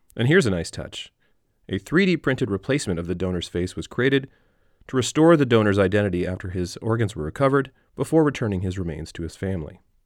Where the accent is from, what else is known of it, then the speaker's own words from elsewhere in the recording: Canada; growing up in Canada